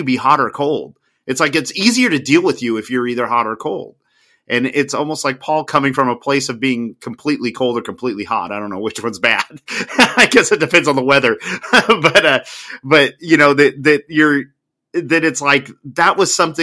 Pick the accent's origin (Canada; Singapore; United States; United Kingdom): United States; my home country